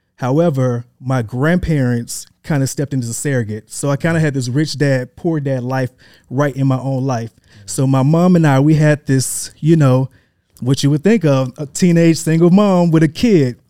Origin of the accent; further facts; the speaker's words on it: Atlanta, Georgia, United States; also born or lived in Memphis, Tennessee / Hampton University, Virginia / New York / Los Angeles; I am originally born in Memphis, Tennessee. Um, that, that's where I was born. I grew up in Atlanta, went to high school here